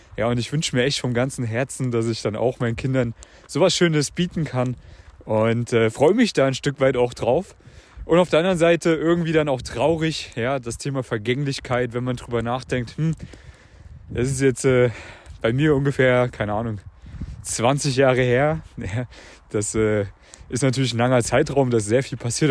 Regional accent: Central Germany, Germany; moved away; Ich bin gerade in der Heimat hier

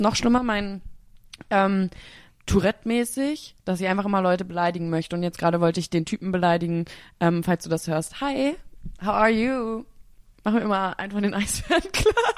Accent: Berlin, Germany; als Berlinerin

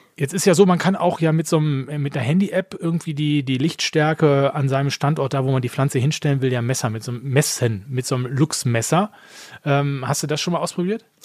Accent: Essen, North Rhine-Westphalia, Germany; ich komme gebürtig aus Essen

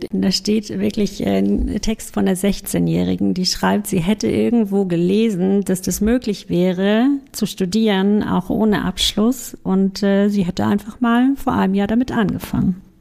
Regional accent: Hallein, Salzburg, Austria; Wo bist du geboren? In Hallein in Österreich.

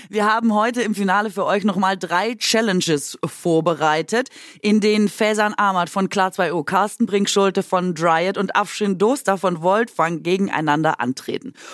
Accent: near Bruchsal, Baden-Württemberg, Germany; Ich bin in der Nähe von Bruchsal geboren

